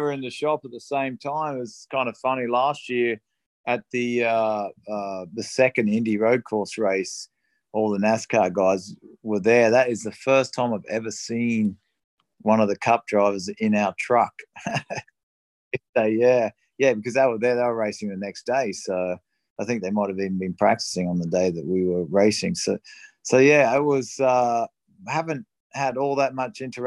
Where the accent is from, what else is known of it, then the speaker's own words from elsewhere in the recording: Australia; moved away; I grew up in Australia